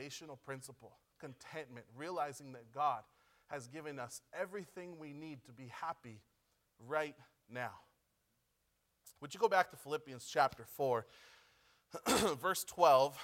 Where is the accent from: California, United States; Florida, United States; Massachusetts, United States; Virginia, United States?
California, United States; Pomona; moved away as an adult; now in Chile; we're from Pomona